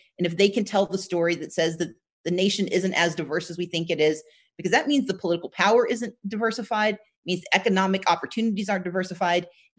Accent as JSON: {"language": "English", "region": "the South", "country": "United States", "said": "I mean, look, I'm from the South. I always anticipate the worst."}